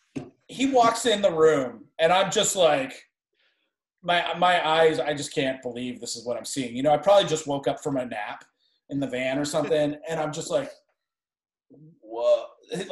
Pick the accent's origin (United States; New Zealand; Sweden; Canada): Canada; I'm actually from Canada.